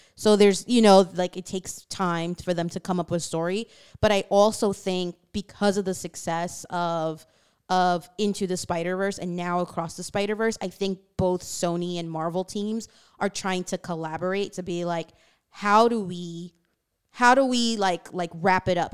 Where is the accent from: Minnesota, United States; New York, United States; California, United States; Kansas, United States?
New York, United States; New York City; growing up in Queens and having, like, different friends from different backgrounds